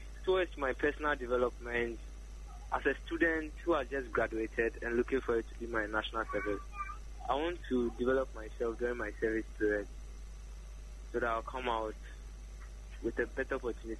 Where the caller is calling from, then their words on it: Alajo, Greater Accra, Ghana; calling from Alajo.